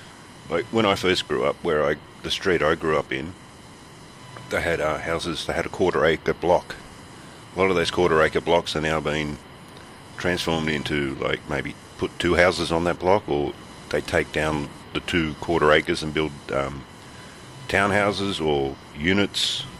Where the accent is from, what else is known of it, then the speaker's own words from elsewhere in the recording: Sydney, New South Wales, Australia; I was born in Sydney.